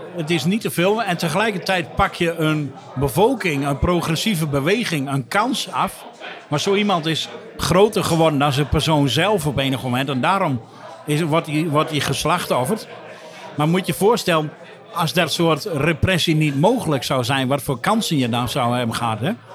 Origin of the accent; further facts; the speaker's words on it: Drenthe, Netherlands; ik als uh, Drent